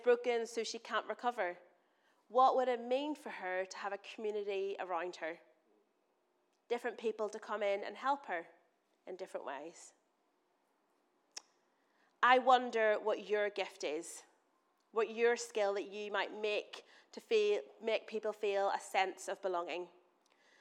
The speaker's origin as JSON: {"language": "English", "region": "Northern Ireland", "country": "United Kingdom", "moved": "yes", "said": "I'm from Northern Ireland. I'm going to say words that probably don't make sense to you in my accent."}